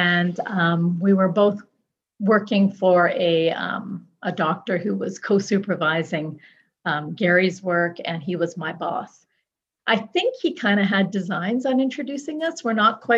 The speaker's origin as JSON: {"language": "English", "town": "Toronto", "region": "Ontario", "country": "Canada", "tie": "born or raised there", "said": "I was born and raised in Toronto."}